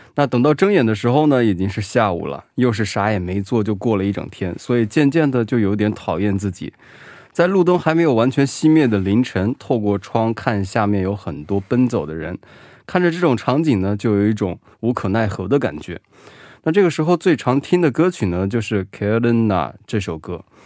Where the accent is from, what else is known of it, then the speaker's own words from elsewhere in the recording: Hubei, China; also born or lived in Wuhan; now in South Korea; 我是湖北人呢